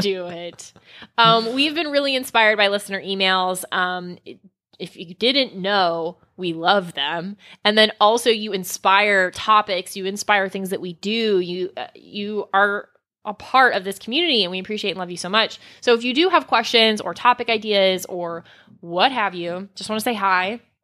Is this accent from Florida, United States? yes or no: yes; South Florida, United States; I grew up in South Florida near Fort Lauderdale, Miami